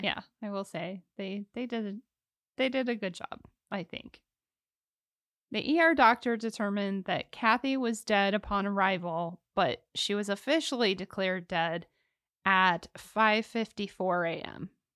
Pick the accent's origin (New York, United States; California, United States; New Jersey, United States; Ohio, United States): Ohio, United States; I'm from Ohio